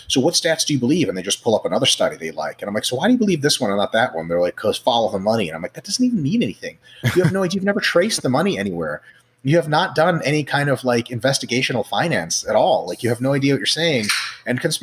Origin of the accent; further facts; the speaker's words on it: Russia; moved away; I grew up in Russia